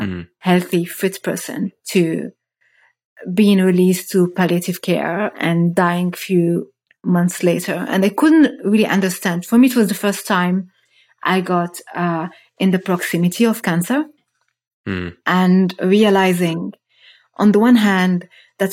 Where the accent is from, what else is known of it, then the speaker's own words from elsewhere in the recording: Rabat, Rabat-Salé-Kénitra, Morocco; moved away as an adult; now in Germany; I was born and I grew up in Morocco. Moved to Germany 15 years ago as a first immigrant to study chemistry